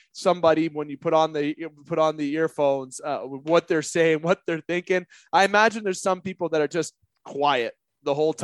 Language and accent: English; Canada; as a Canadian